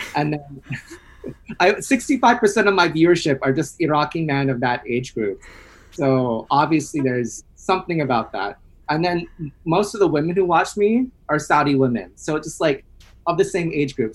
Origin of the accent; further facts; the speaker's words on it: United States; now in New York City, United States; I'm Filipino American